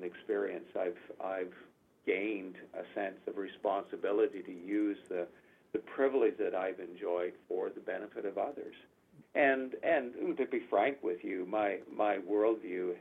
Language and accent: English; Canada; I was born in Canada